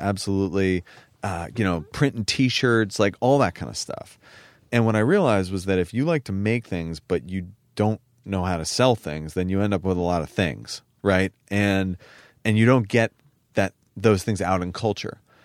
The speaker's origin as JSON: {"language": "English", "town": "San Francisco", "region": "California", "country": "United States", "tie": "born or raised there", "said": "growing up in San Francisco and in Silicon Valley"}